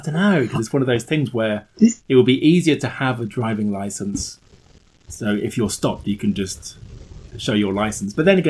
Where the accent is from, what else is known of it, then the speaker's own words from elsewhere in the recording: Northamptonshire, East Midlands, United Kingdom; moved away; while I was in Northamptonshire